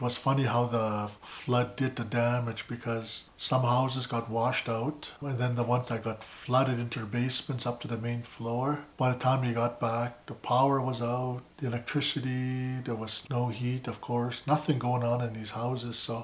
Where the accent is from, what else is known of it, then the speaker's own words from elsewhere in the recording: Siksika Nation, Alberta, Canada; grew up on the east side. They called our valley Little Washington. That's on the east side of Siksika Nation